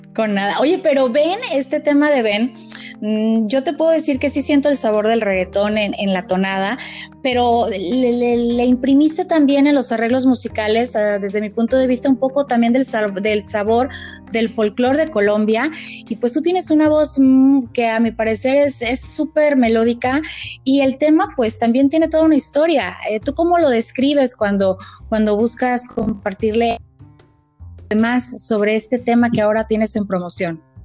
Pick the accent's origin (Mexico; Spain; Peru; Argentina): Mexico; somos de México